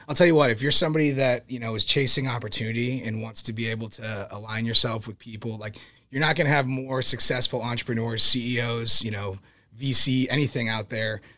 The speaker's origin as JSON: {"language": "English", "town": "Kansas City", "region": "Missouri", "country": "United States", "tie": "born or raised there", "also_born_or_lived": "Overland Park, Kansas / Pennsylvania / Las Vegas / Oregon", "moved": "as an adult", "said": "so I grew up in Kansas City."}